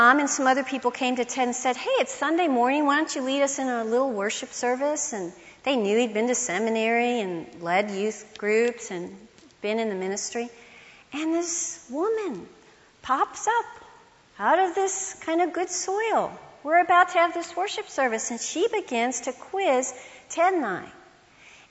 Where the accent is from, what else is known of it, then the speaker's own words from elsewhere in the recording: Illinois, United States; moved away as an adult; now in Texas, United States; I was from Illinois